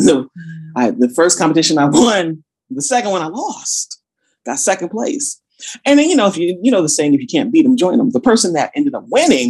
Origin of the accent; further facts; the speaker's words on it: Passaic, New Jersey, United States; born there; also born or lived in Georgia; So I was born in New Jersey, Passaic, New Jersey, in fact. I moved to Georgia first in 88 with my family.